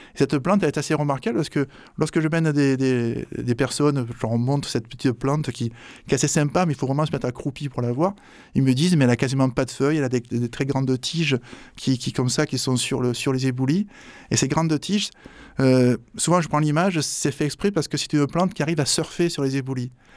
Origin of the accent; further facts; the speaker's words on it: Marseille, Provence-Alpes-Côte d'Azur, France; je suis marseillais